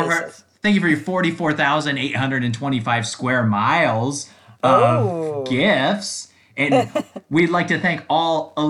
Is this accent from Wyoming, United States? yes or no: no; Iowa, United States; I'm from the Hawkeye State.